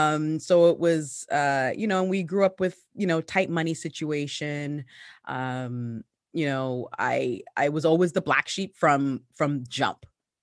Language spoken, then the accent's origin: English; Hamilton, Ontario, Canada; also born or lived in Ghana; Well, I grew up in the Hamilton, Ontario. What up? I'm still here. Actually, no, I'm not still here. I left and then came back. But yeah, I came to Canada on my mother's back. I was born in Ghana, West Africa.